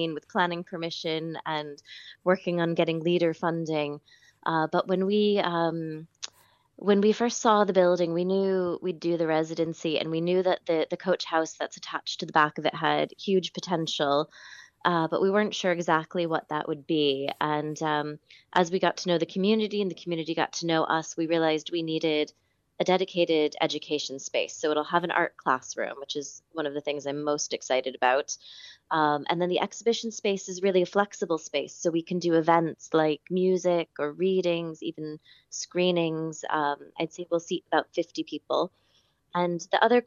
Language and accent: English; Connecticut, United States; also born or lived in New York City, United States / Midwest, United States; now in Killeagh, Ireland; I'm from Connecticut originally, with many years in New York City and a little bit in the Midwest after